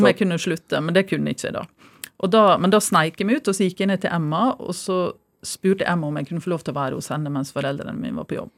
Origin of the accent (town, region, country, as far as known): Stranda, Møre og Romsdal, Norway; born or raised there